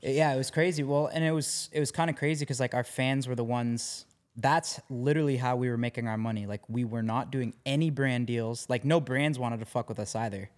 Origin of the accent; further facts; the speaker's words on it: Canada; growing up in Canada